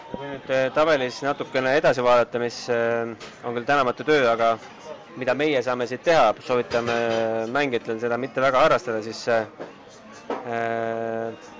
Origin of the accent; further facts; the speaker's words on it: Estonia; oleme Eestist